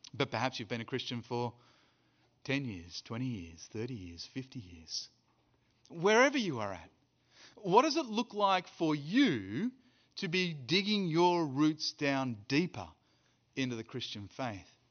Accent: Australia; now in South Africa; I'm an Australian who lives in South Africa and who's preaching in Birmingham

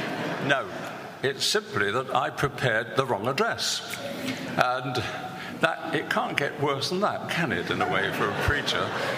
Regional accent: London, United Kingdom; moved away; also born or lived in Canterbury; where I was born in the East End of London.

